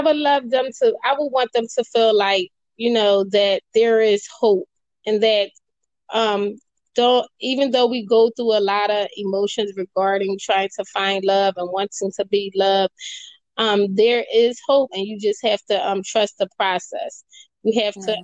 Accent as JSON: {"language": "English", "town": "Philadelphia", "region": "Pennsylvania", "country": "United States", "tie": "born or raised there"}